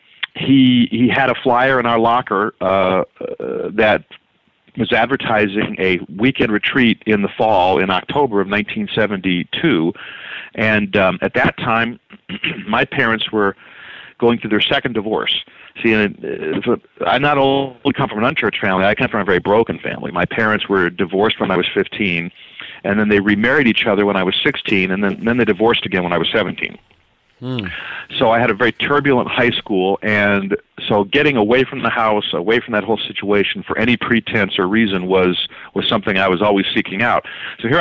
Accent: Omaha, Nebraska, United States; also born or lived in Florida; now in Arizona, United States; growing up in Omaha

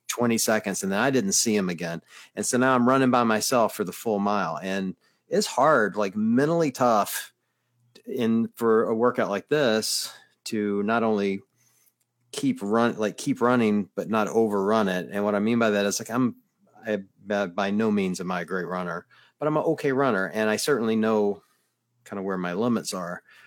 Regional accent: the South, United States; I grew up in the South

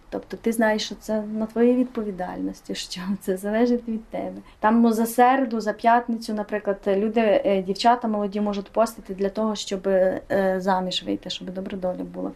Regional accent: Hutsulshchyna, Ukraine; ми її гуцули

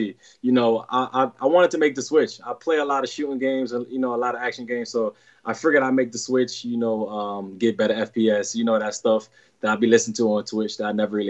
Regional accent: New York City, New York, United States; moved away as an adult; also born or lived in Ohio; Kid from Brooklyn

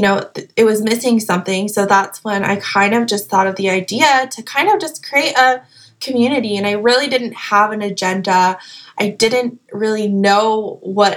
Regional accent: Salt Lake City, Utah, United States; moved away as an adult; also born or lived in Hawaii; now in Beverly Hills, United States; I'm originally from Salt Lake City, Utah

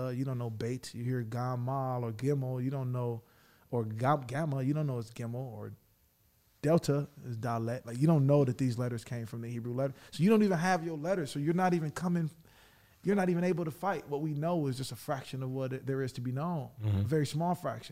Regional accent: Detroit, Michigan, United States; I'm from Detroit

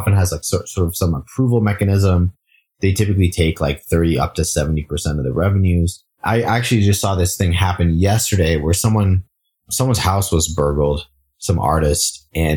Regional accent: Singapore; moved away; I grew up in Singapore

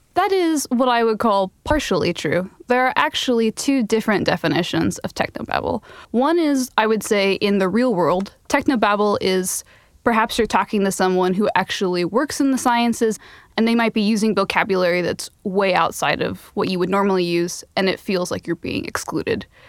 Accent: Phoenix, Arizona, United States; Phoenix, my hometown in Arizona

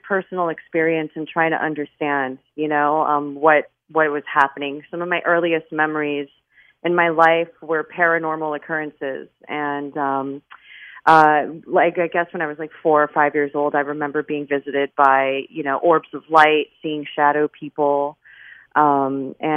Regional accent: Miami, Florida, United States; I'm born and raised in Miami

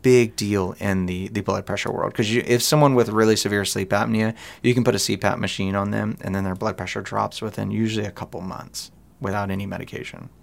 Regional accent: United States; we're American

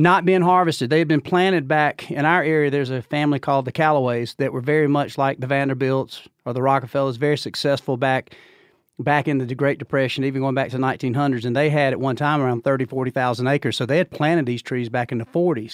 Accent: Georgia, United States; I'm from Georgia

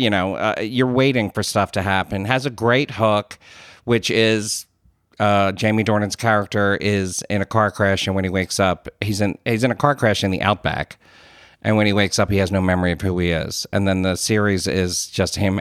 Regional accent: United States; I'm an Irish American

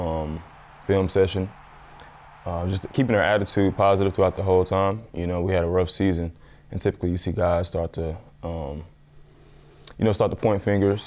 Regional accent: the South, United States; I'm from the South

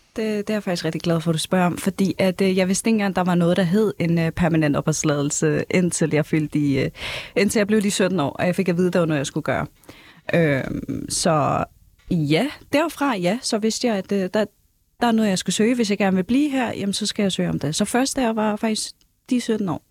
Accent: North Zealand, Capital Region of Denmark, Denmark; also born or lived in Hvidovre; opvokset i Nordsjælland

